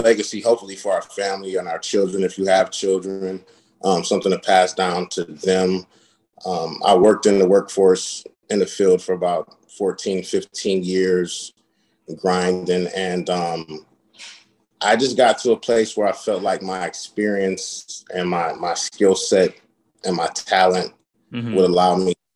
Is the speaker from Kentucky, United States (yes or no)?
no; Akron, Ohio, United States; moved away as an adult; also born or lived in Japan / Virginia Beach, Virginia; now in West Palm Beach, United States; I'm originally from Akron, Ohio.